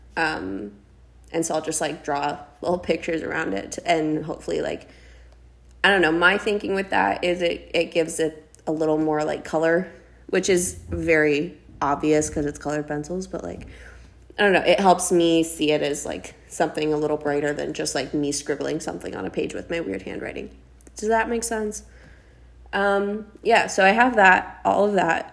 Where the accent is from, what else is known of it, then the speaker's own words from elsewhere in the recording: South Dakota, United States; now in Los Angeles, United States; I always felt so stuck in my hometown. I'm from a very small town in South Dakota, and just about everybody knows everyone